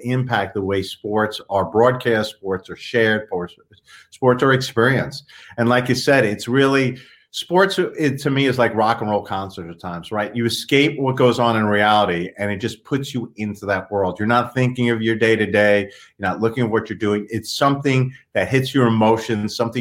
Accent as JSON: {"language": "English", "area": "Long Island", "region": "New York", "country": "United States", "tie": "born or raised there", "said": "We grew up out in Long Island"}